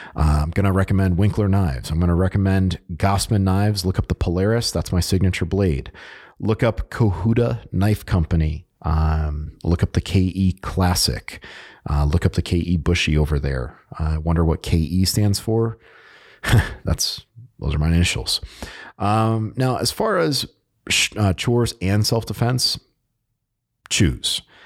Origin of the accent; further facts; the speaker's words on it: Connecticut, United States; moved away; I am originally from Connecticut